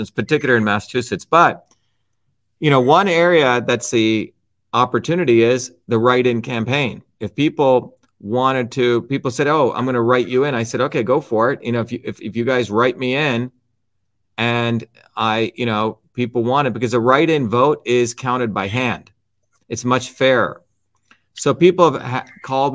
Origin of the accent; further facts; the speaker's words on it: India; now in United States; Suresh and I come from India